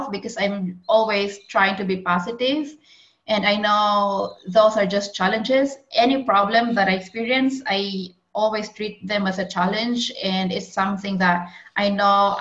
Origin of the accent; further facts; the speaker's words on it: Philippines; moved away as an adult; also born or lived in Australia; now in Europe; I come from Philippines. And last 2 years ago, I moved here in Europe after I got married